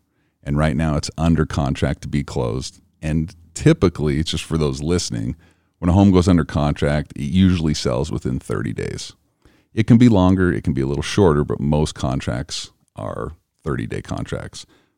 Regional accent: Utah, United States; I'm from Cache Valley.

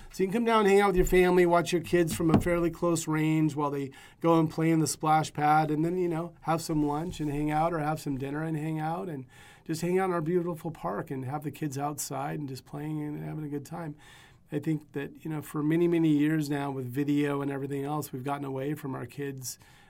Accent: Dayville, Oregon, United States; So I grew up, I graduated in a small town in East Oregon called Dayville outside of John Day.

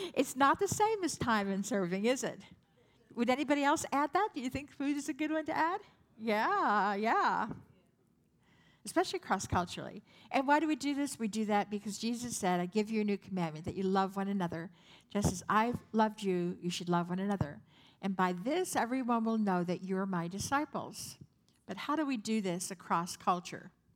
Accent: San Francisco, California, United States; I'm from San Francisco

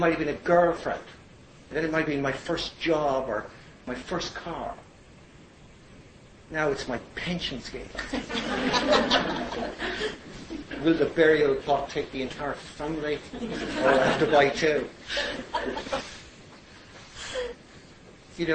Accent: Ireland; I was Irish

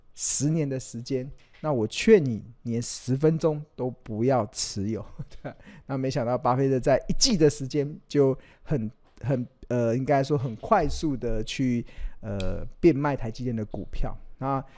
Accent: Taiwan; 我们身为台湾人

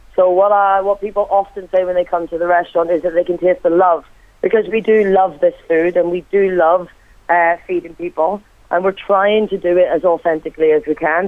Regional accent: Ireland; moved away; also born or lived in Wales; me being Irish myself

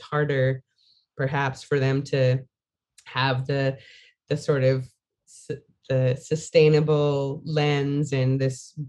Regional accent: United States; it's an interesting thing being an American

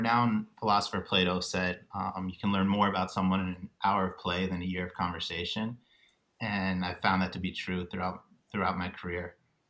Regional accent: Midwest, United States; Because I moved around a lot growing up in the States. I lived all over the Midwest.

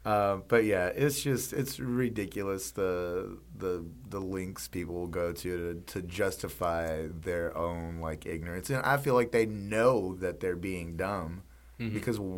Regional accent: the South, United States; growing up in the Southern culture, which you know, I'm proud to be from the South.

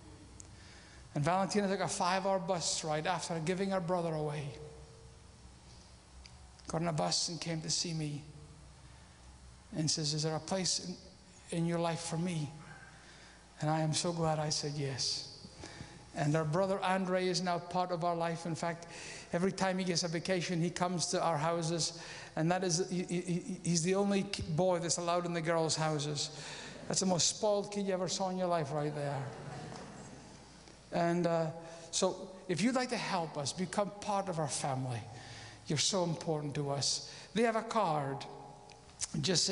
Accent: Scotland, United Kingdom; I'm a Scotsman and I'm a missionary

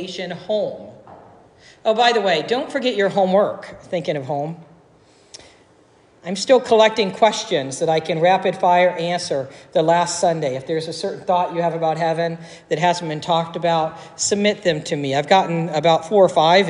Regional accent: Dayton, Ohio, United States; also born or lived in Northmont area, northwest of Dayton; I grew up in Dayton

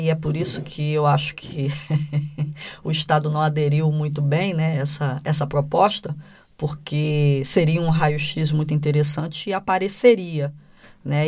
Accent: Brazil; no Brasil a gente fala diferente

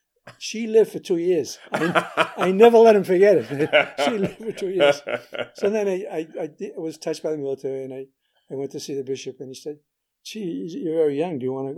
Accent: Medford, Massachusetts, United States; Okay, I grew up in Medford in the 1930s and 40s and went to Catholic school

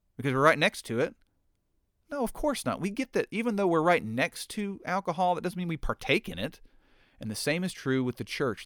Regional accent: United States; I'm an American

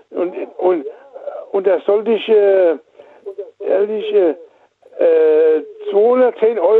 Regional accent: Rhineland-Palatinate, Germany; Aus Rheinland-Pfalz.

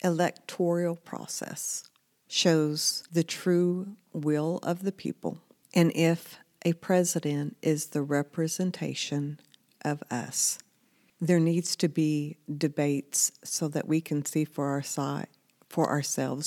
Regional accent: United States; as an American citizen

